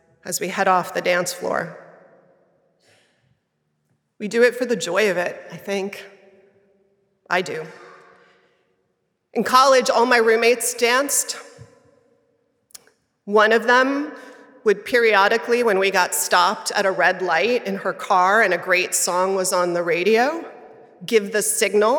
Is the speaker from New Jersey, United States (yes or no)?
no; New York City, New York, United States; I grew up in Manhattan